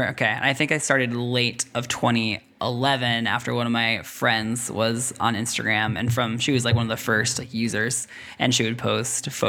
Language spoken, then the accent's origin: English; Russia; now in Washington, United States; I grew up in Russia my whole life, so even when it snows, it's no big deal.